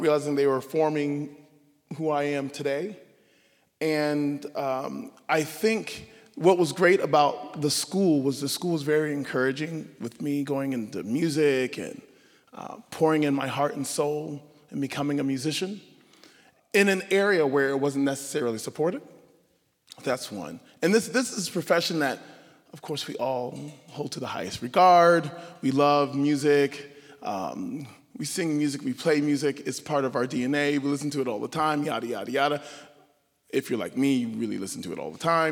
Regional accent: Savannah, Georgia, United States; I grew up in Savannah, Georgia. Savannah, Georgia is home

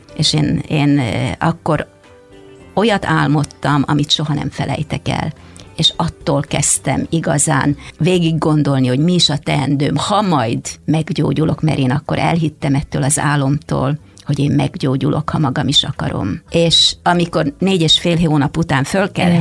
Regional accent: Hungary; first language Hungarian; moved away as an adult; now in Canada; mikor ide születtem erre a földre, és ez az, amin én megtanultam beszélni

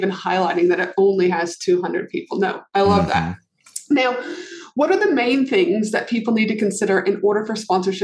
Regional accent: Canada; moved away as an adult; also born or lived in United States; I'm from Canada, but I've lived in America where I was a licensed clinical social worker

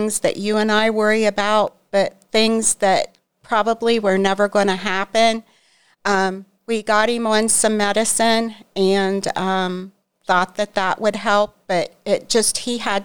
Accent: Newcomerstown, Ohio, United States; I'm from Newcomerstown

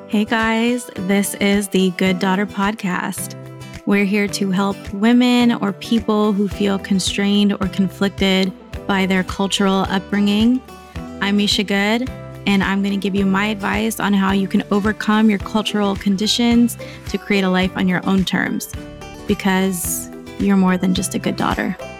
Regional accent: United States; I was born here, I'm growing up here

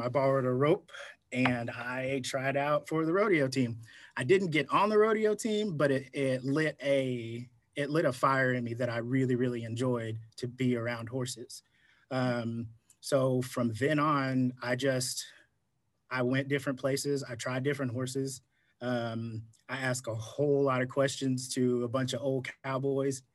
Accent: Gilmer, Texas, United States; now in Fort Worth, United States; I am located right now in Fort Worth, Texas. Originally, I grew up in East Texas in a little town called Gilmer, Texas

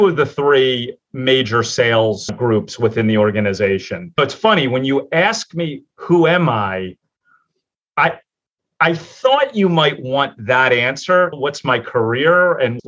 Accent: Philadelphia, Pennsylvania, United States; I'm born and raised in Philadelphia, in an area of Philadelphia called Port Richmond

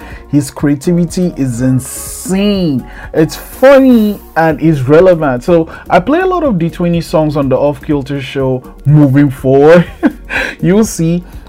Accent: Nigeria; moved away; my home country of Nigeria.

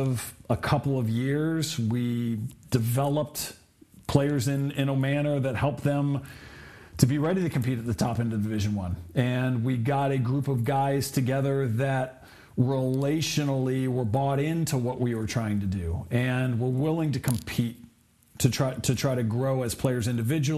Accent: Southern California, United States; growing up in Southern California

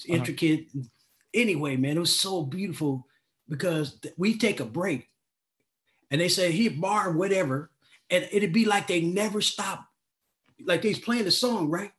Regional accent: Oakland, California, United States; moved away as an adult; also born or lived in New Jersey; that came from my hometown

